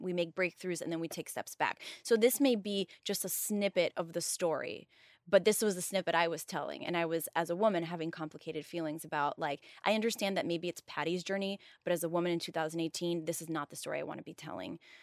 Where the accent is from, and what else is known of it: Miami, Florida, United States; born or raised there; moved away